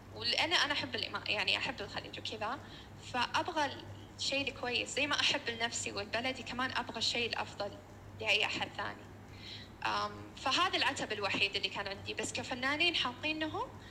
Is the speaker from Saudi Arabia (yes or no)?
yes; Saudi Arabia; احنا عندنا بالسعوديه